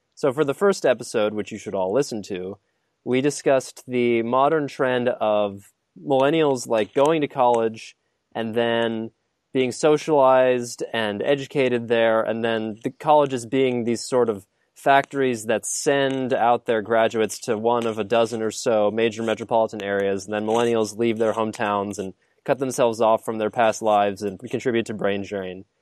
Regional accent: Midwest, United States; moved away as an adult; I still feel sort of ancestrally connected to my Midwestern roots

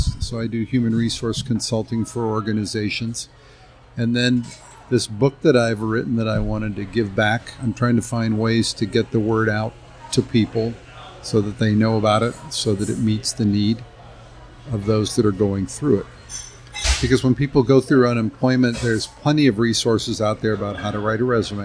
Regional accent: Kirkwood, Missouri, United States; Grew up here in the St. Louis area, in the area of Kirkwood, Missouri

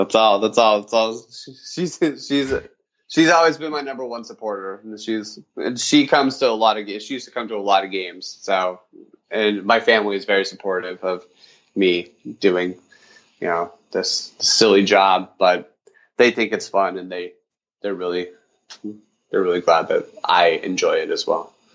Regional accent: Utah, United States; I grew up in Utah

